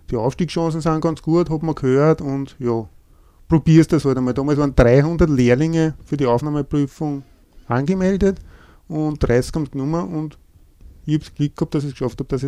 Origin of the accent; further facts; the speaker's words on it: St. Veit an der Gölsen, Lower Austria, Austria; Ich komme aus dem Bezirk Lilienfeld, genauer gesagt aus St. Veit an der Gölsen. Bin 49 Jahre alt, bin verheiratet, habe drei Kinder